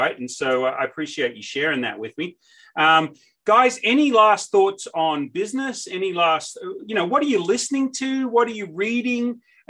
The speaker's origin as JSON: {"language": "English", "country": "Australia", "tie": "born or raised there", "moved": "as an adult", "lives_now": "Nashville, United States", "said": "I was born and raised in Australia, lived there till I was 22."}